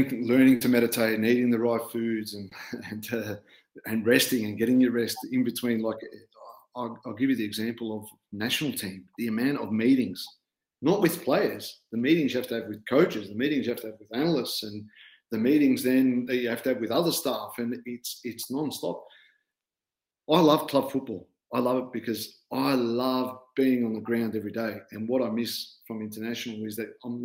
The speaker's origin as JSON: {"language": "English", "country": "Australia", "also_born_or_lived": "Netherlands", "moved": "as an adult", "said": "coming as an Aussie coach, where things were pretty streamlined in Australia"}